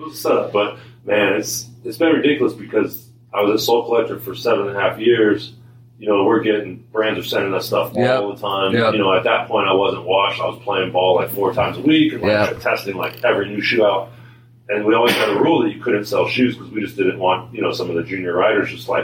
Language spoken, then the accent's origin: English; Sacramento, California, United States; now in Portland, United States; I grew up in Sacramento